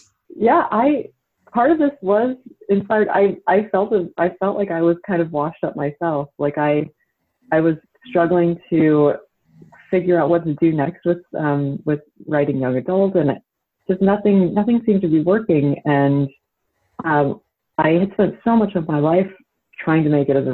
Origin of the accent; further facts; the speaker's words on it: Utah, United States; I grew up in Utah and grew up Mormon.